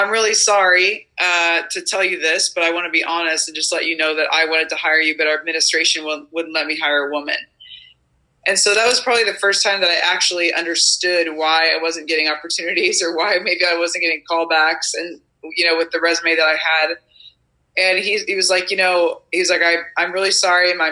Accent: Nebraska, United States; I'm from Nebraska, so happy to be a part of the Midwest uh, organization.

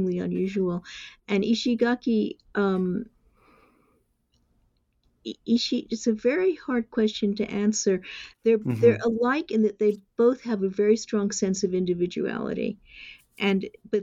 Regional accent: New York City, New York, United States; moved away as an adult; now in Japan; I'm an American. I was born in New York City

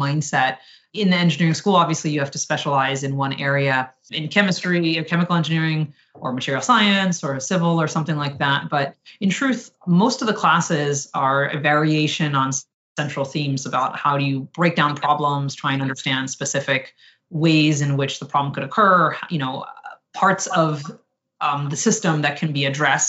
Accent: New Jersey, United States; I grew up in New Jersey.

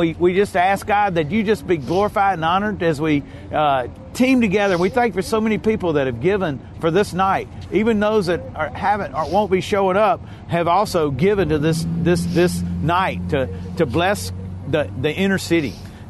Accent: Mississippi, United States; I am from Mississippi. I do know about hayride in the country.

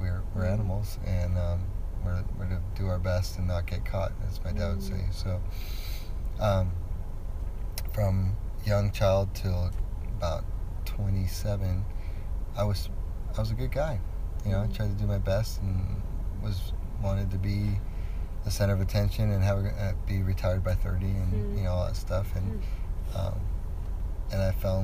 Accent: Southern California, United States; also born or lived in Denver, Colorado; now in Washougal, United States; I was born in Denver, Colorado, but as young as I can remember, I was raised in Southern California

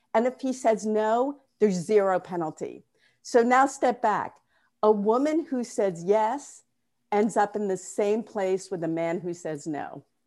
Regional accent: Newton, Massachusetts, United States; moved away as an adult; also born or lived in California / New York; I'm from Newton, Massachusetts

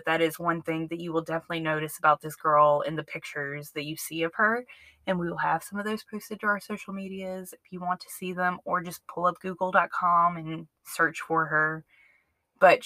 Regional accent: Jackson, Mississippi, United States; now in Alabama, United States; I grew up around Jackson, Mississippi for most of my life

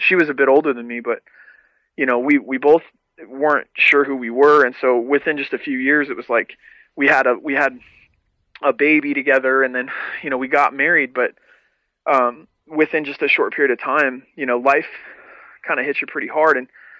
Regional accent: Salt Lake City, Utah, United States; now in California, United States; Well, the reality is that, like, I moved to California from Salt Lake City, and I got involved in, like, the hardcore scene in Salt Lake.

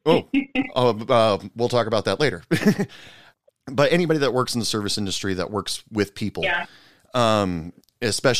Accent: Oregon, United States; now in West Texas, United States; I'm originally from Oregon, and I live in West Texas right now

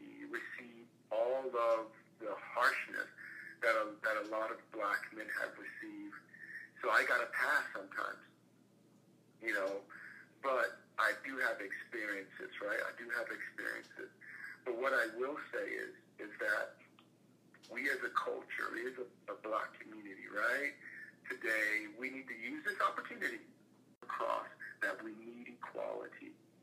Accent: the South, United States; Look, I grew up in the South, right? I grew up in the South.

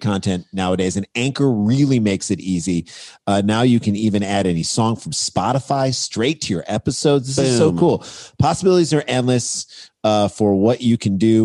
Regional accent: St. Louis, Missouri, United States; also born or lived in Michigan; now in New York, United States; we were growing up in St. Louis

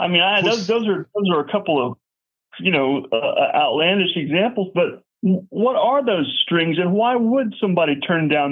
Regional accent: Houston, Texas, United States; I'm from Houston. My first job was in Montrose.

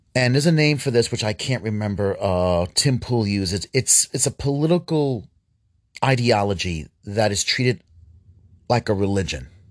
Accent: New York City, New York, United States; I grew up in New York City

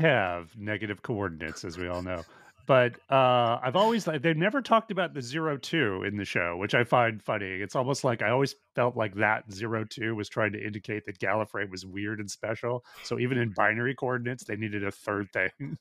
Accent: Edmonton, Alberta, Canada; moved away; I am from Edmonton, Alberta, Canada originally

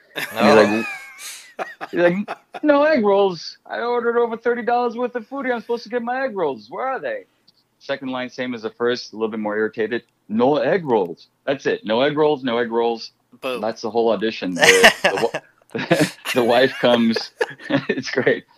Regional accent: Chicago, Illinois, United States; I grew up in Chicago

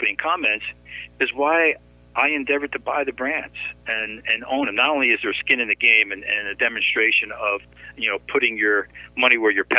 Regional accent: New York City, New York, United States; New York City.

